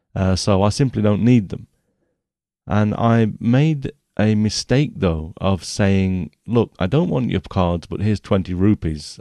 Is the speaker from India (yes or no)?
no; England, United Kingdom; I'm English